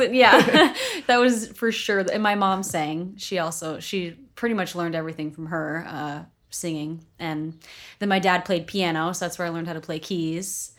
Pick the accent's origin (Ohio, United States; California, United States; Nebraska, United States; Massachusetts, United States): Massachusetts, United States; Beverly; moved away; also born or lived in Salem, Massachusetts / Cape Cod, Massachusetts / Los Angeles; I grew up north of Boston.